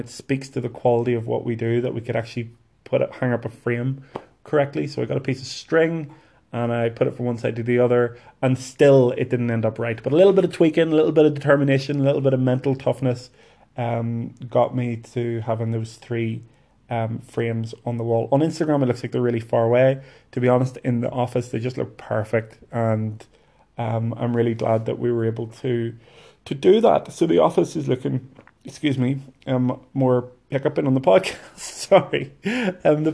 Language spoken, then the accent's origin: English; Lurgan, Northern Ireland, United Kingdom; Lurgan, which is my hometown